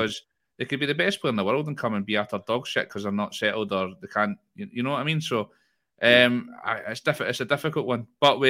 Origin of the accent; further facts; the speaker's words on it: Dundee, Scotland, United Kingdom; born there; I was born in Dundee and I've been to the Maldives.